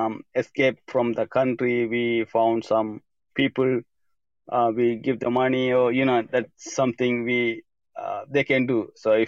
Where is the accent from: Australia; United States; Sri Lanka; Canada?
Sri Lanka; English is a second language; moved away; I grew up in Sri Lanka, a very small village, and until I left country, it's had a civil war. So I grew up the civil war situation, a country place.